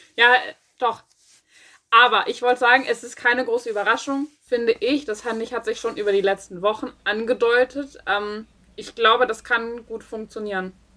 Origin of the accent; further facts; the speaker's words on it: Schleswig-Holstein, Germany; ich komme aus Schleswig-Holstein